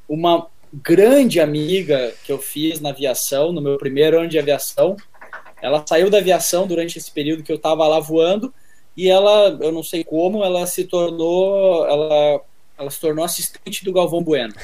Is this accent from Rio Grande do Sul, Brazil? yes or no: yes; Novo Hamburgo, Rio Grande do Sul, Brazil; moved away as an adult; also born or lived in São Paulo; lá na minha cidade, Novo Hamburgo, Rio Grande do Sul